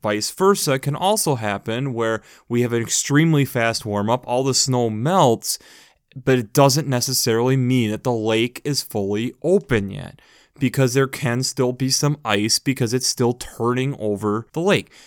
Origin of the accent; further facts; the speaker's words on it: United States; especially as an American